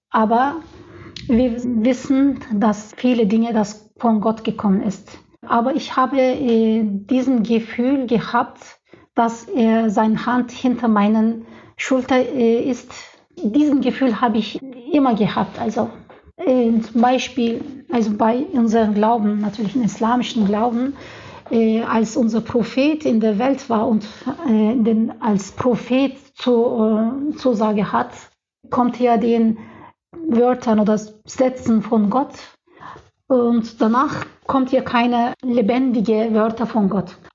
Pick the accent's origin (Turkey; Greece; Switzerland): Turkey; German is a second language; moved away as an adult; now in Leipzig, Germany; Äh, ich komme aus der Türkei und dort äh, gibt es jetzt aktuell einen politischen Problemen und ich bin deswegen von politischen äh, Gründen hierher gekommen.